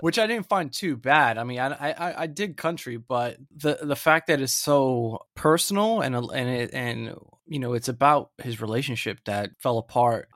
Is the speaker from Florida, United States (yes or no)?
yes; Central Florida, United States; moved away; I'm originally from Florida